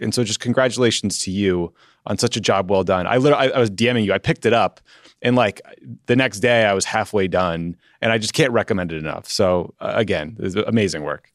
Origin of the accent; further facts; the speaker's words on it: Massachusetts, United States; I grew up in Massachusetts